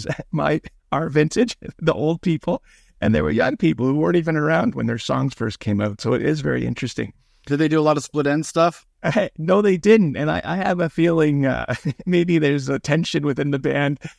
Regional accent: Welland, Ontario, Canada; now in Kingston, Canada; I'm the youngest of six kids. I was born in Welland

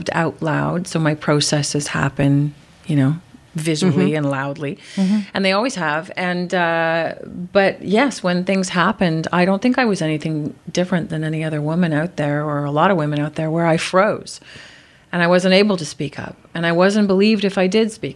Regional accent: Montreal, Quebec, Canada

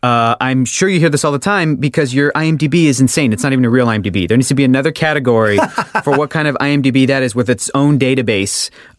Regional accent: San Diego, California, United States; moved away as an adult; now in Los Angeles, United States; after I moved to Los Angeles, I grew up in San Diego.

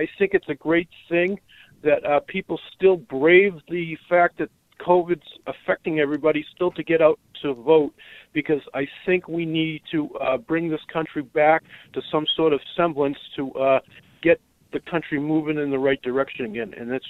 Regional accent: Stoughton, Massachusetts, United States; Usually in my hometown of Stoughton, Massachusetts, you get an older population voting, everybody from like 35 to 70 or 80.

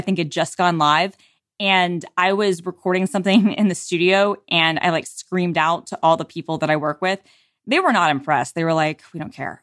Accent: United States; accent: American; my Americanness and my ugly American accent

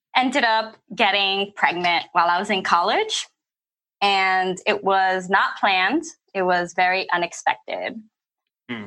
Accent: California, United States; moved away as an adult; also born or lived in Flint, Michigan; I'm originally from California

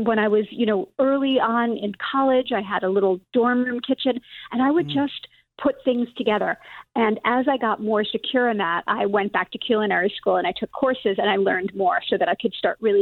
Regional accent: New York City, New York, United States; I grew up in Brooklyn

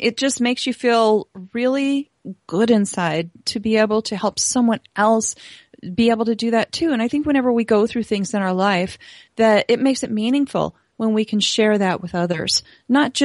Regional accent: Montana, United States; I am from Montana

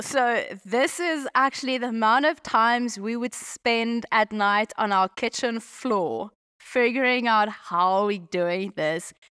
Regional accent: Pretoria, Gauteng, South Africa; moved away as an adult; also born or lived in Limpopo; now in Zambia; schooling, varsity, Pretoria, um, but we had a farm

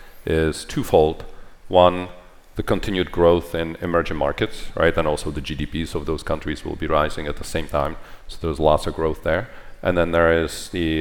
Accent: Czechia; moved away; I grew up in Czechoslovakia when it was a communist country.

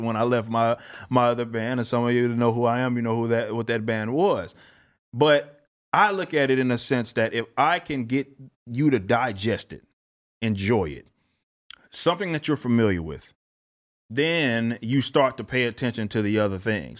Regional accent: Dallas, Texas, United States; I'm from South Dallas, Oak Cliff, Texas.

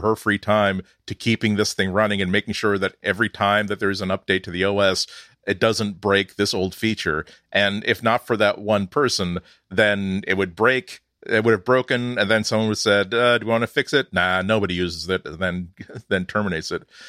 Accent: United States; accent: American; I am American, I was raised around Americans

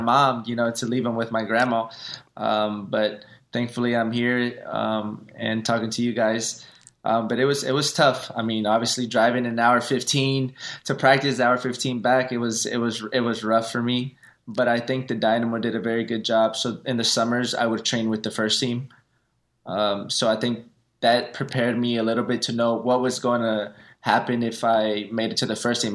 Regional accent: Houston, Texas, United States; playing for my hometown city

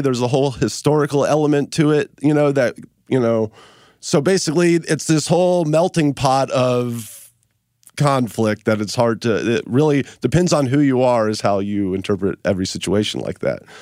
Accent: Memphis, Tennessee, United States; now in Los Angeles, United States; I'm from Memphis, but then I moved out here to L

